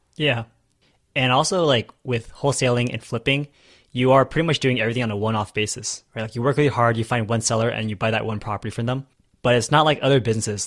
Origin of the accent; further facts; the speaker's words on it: California, United States; now in Texas, United States; I was from California, now I moved to Texas